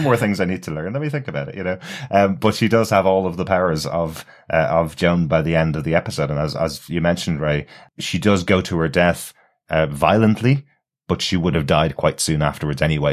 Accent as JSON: {"language": "English", "country": "Ireland", "said": "I'm Irish"}